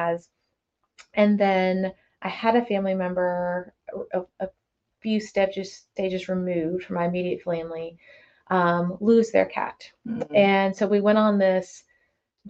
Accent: Oldham County, Kentucky, United States; also born or lived in Milwaukee, Wisconsin / Georgia; moved to Kentucky at 10 years old. So I've been here for 20, 30 years now, so it's been quite a bit. So I consider myself from here

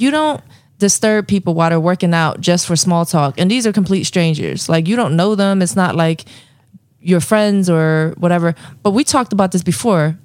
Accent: Philadelphia, Pennsylvania, United States

